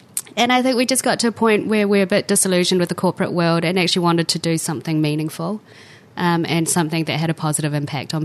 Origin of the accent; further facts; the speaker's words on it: New Zealand; also born or lived in Hong Kong; my sisters and I grew up here. I mean, I feel like a Kiwi